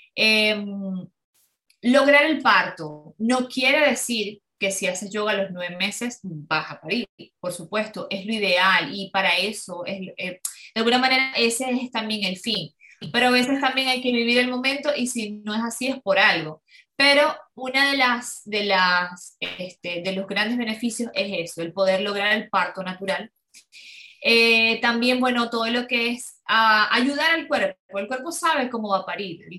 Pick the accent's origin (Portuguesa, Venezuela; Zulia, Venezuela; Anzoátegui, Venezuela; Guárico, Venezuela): Zulia, Venezuela; Ciudad Ojeda; yo soy de Venezuela, de, Maracaibo, eh, de Ciudad Ojeda, es cerca de Maracaibo.